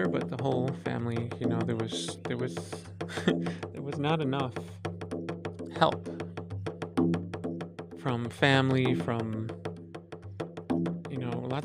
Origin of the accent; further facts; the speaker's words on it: Philadelphia, Pennsylvania, United States; I grew up in Philadelphia, Pennsylvania